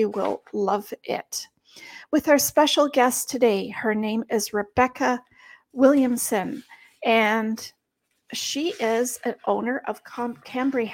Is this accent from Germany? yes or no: yes; Germany; moved away; I am from Germany